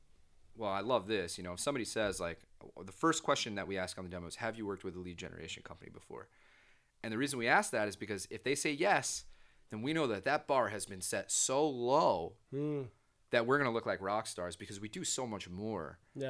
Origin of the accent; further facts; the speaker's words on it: New Jersey, United States; You know, I'm from New Jersey.